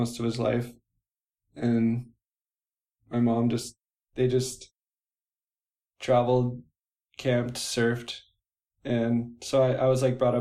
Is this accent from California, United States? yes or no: yes; Orange County, California, United States; now in Seattle, United States; I'm from Orange County